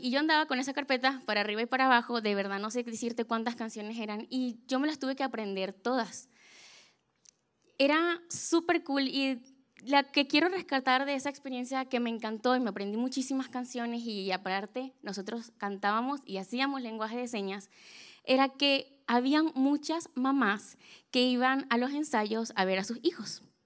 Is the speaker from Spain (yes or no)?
no; Venezuela; yo soy de Venezuela